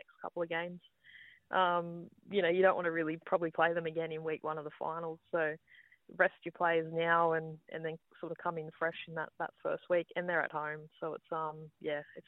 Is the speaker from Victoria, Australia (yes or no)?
no; Sydney, New South Wales, Australia; I grew up in Sydney's West